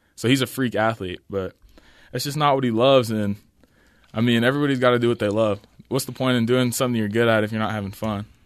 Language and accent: English; Orem, Utah, United States; also born or lived in Logan, Utah / Mukilteo, Washington; I was born in Logan, Utah.